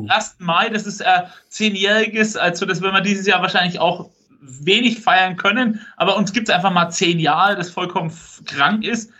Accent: Franconia, Bavaria, Germany; Franken ist doch meine Heimat

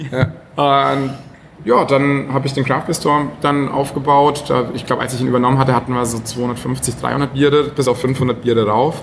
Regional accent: Franconia, Bavaria, Germany; now in Hamburg, Germany; habe da eben schon ganz viel Bier mitbekommen, als Franke natürlich sowieso. Also, ne, wenn man da so in der, genau, da wächst man einfach mit dem ganzen äh, Bier auf

